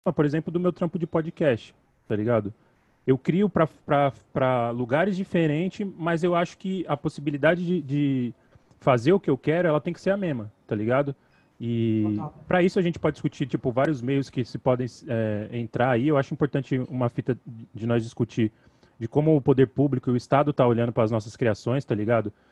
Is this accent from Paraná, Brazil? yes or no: no; São Paulo, Brazil; localizado no Capão Redondo, Coab Adventista, local onde eu nasci e resido até hoje